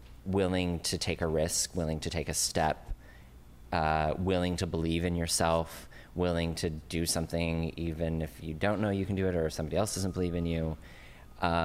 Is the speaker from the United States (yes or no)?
yes; Fort Collins, Colorado, United States; moved away as an adult; also born or lived in Los Angeles / Frankfurt, Germany; now in New York, United States; I grew up in Colorado, so this is in Fort Collins, Colorado